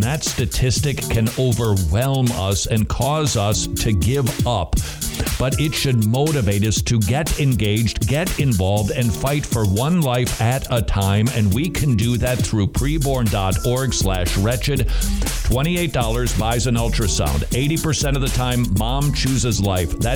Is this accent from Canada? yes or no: no; Tennessee, United States; I'm from Tennessee.